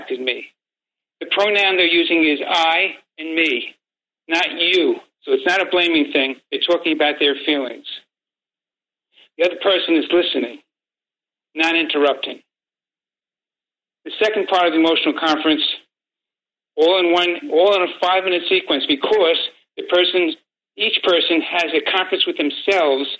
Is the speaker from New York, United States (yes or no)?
yes; New York City, New York, United States; I grew up in Brooklyn and mostly Italian neighborhood